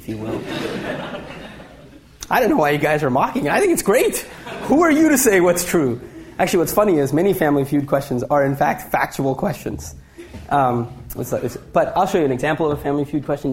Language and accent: English; India; being Indian